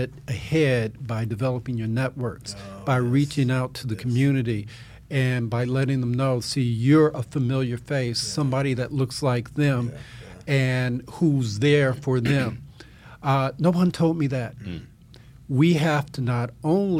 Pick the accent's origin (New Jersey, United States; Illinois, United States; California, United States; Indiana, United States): Illinois, United States; Evanston; I grew up in the Chicago area, Chicago suburb, Evanston, Illinois